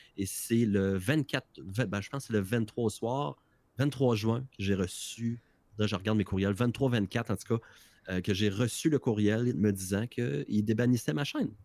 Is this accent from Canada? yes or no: yes; Quebec, Canada